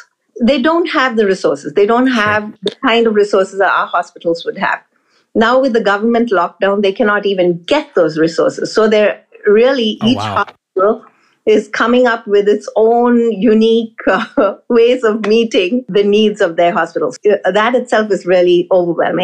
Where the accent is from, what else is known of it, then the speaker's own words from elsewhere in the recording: India; moved away; I grew up in India